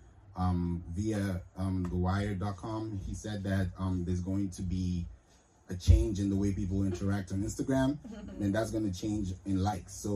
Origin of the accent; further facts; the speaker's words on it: Kenya; moved away as an adult; also born or lived in Nigeria; now in United States; Nigerian. I was actually born in Nigeria, but I was raised in Kenya. So I lived there for a good number of years, about 20. And left Nigeria at the age of 2.